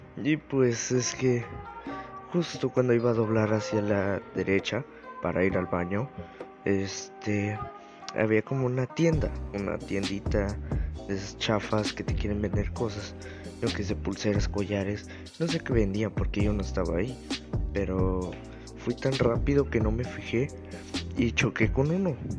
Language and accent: Spanish; Mexico; soy mexicano